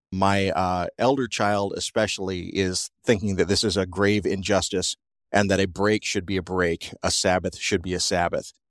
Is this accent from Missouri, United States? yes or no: no; South Georgia, United States; I grew up in South Georgia